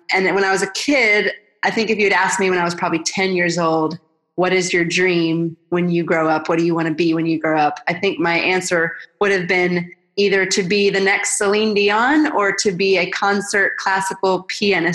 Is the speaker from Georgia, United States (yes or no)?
yes; Atlanta, Georgia, United States; I'm originally from Atlanta, and I grew up in a really sweet family